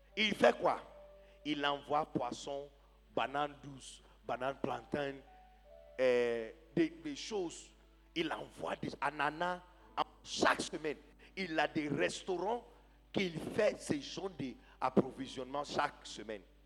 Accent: Ghana; moved away as an adult; now in Côte d'Ivoire; Quand j'étais petit, père, au Ghana

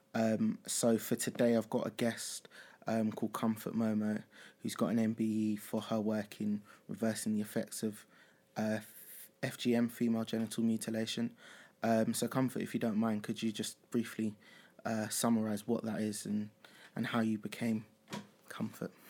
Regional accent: Nigeria; I'm from Nigeria as well

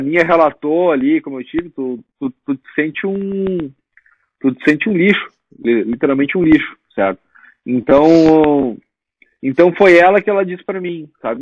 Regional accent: Rio Grande do Sul, Brazil; moved away as an adult; now in United States; nós, gaúchos

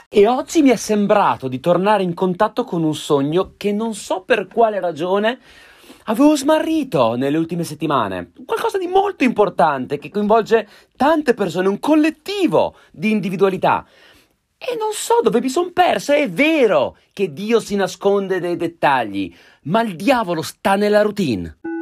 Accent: Trentino-Alto Adige, Italy; now in London, United Kingdom; parlo da Trentino

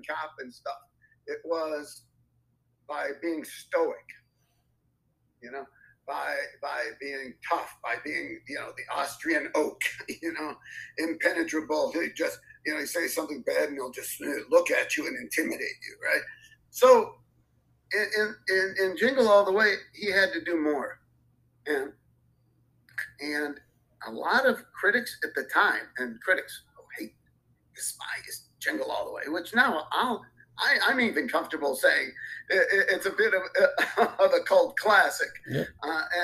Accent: Chicago, Illinois, United States; I'm from Chicago

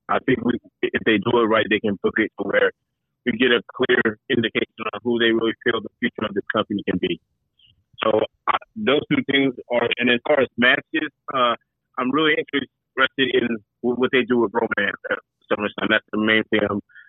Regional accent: Las Vegas, Nevada, United States; being the Las Vegas native and being in my hometown.

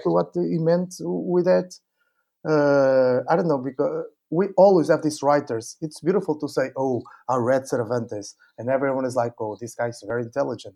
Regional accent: Portugal; English is a second language; moved away as an adult; also born or lived in Spain / United States

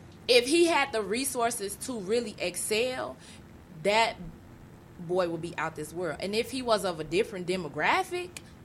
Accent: Chicago, Illinois, United States; Growing up on the East Side, I never left my neighborhood

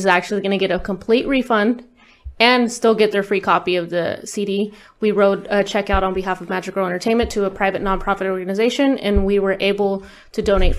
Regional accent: Bakersfield, California, United States; I was born in Bakersfield, California. Uh-huh. So County of Kern. And I was born in the east side of Bakersfield. So I was in the very grimy part, I guess they call it Tweaker Central

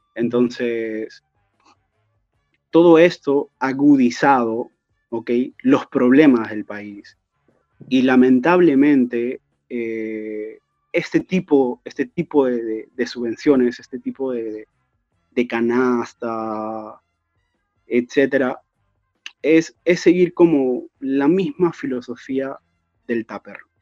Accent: Trujillo, La Libertad, Peru; now in Europe; Siendo trujillano

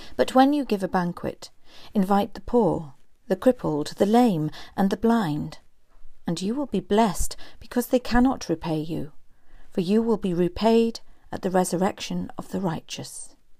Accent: Newcastle upon Tyne, North East England, United Kingdom; now in Cumbria, United Kingdom; I grew up in a place called Gosforth, the sub-, suburb of a northern city, not the village in West Cumbria

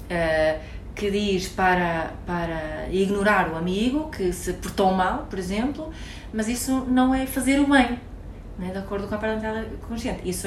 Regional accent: Sweden; Portuguese is a second language; Eu, como sou sueca, eh, para mim, frio.

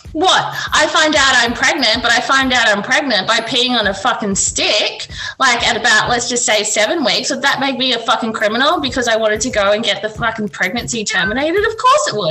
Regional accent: Australia; we, as in Australian citizens

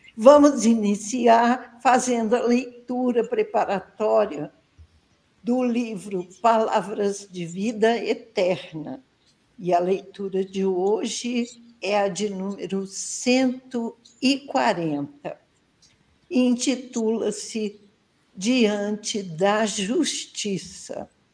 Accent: Barra Mansa, Rio de Janeiro, Brazil; Aqui curtindo esse friozinho gostoso da minha terrinha e eu quero mandar um abraço bem apertado para os ouvintes da Rádio Brasil Espírita de Barra Mansa, onde eu estou

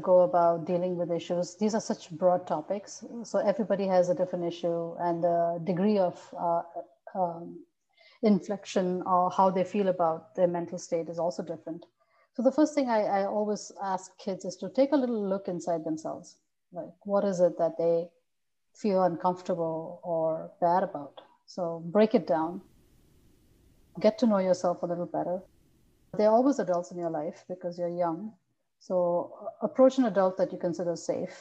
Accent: India; moved away as an adult; now in United States; since I'm from India, your parents expect you to do better, go to higher education.

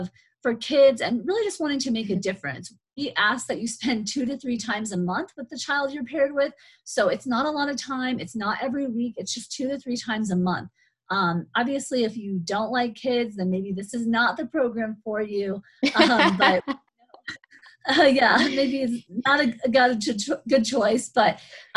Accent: Gallup, New Mexico, United States; I grew up in Gallup. My parents are originally from New York and we moved here when I was small. So I've been raised pretty much in New Mexico as a child

